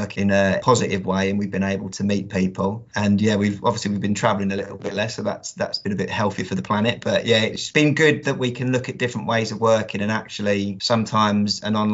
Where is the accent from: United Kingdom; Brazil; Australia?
United Kingdom; Kent, South East England; moved away as an adult; now in Yorkshire, United Kingdom; I'm not a native Yorkshireman. I'm actually from Kent, but I moved to Yorkshire about 3 years ago